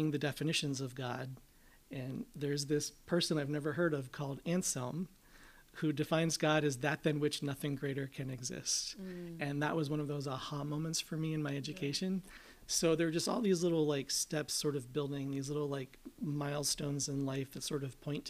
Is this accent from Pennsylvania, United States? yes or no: yes; North Central Pennsylvania, United States; moved away as an adult; I grew up in North Central Pennsylvania